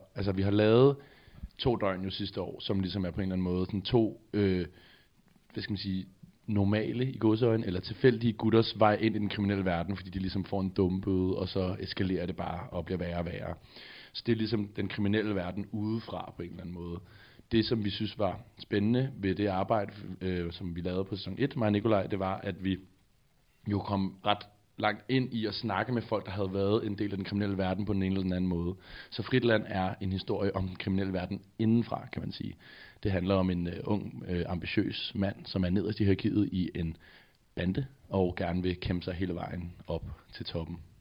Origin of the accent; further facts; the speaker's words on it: Amager, Capital Region of Denmark, Denmark; jeg voksede op på Amager